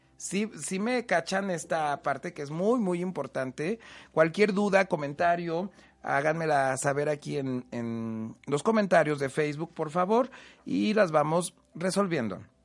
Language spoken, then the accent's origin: Spanish; Huamantla, Tlaxcala, Mexico; yo soy de Huamantla, Tlaxcala